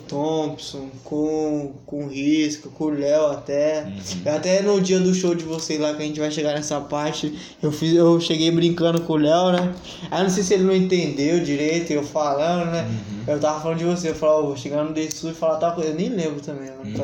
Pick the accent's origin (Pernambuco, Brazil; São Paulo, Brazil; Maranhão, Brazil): São Paulo, Brazil; voltar pro lugar onde eu nasci, sim, sim. fui criado